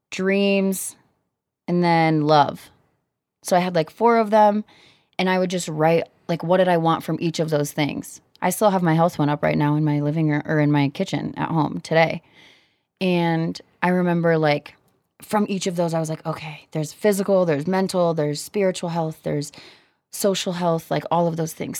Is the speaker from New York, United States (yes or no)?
no; Cedar Rapids, Iowa, United States; also born or lived in Kansas; now in Denver, United States; Growing up in Iowa